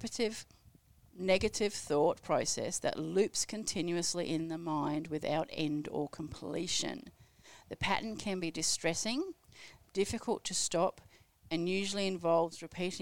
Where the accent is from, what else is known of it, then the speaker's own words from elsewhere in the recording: Melbourne, Victoria, Australia; I'm from Melbourne.